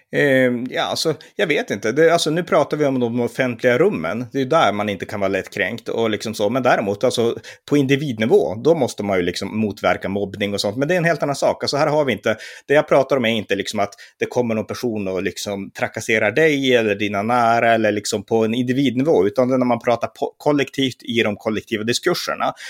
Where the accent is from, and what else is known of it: Sweden